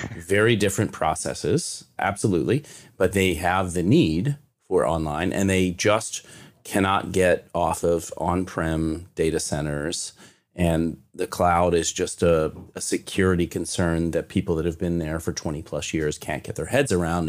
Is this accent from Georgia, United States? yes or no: no; Kentucky, United States; I'm from Kentucky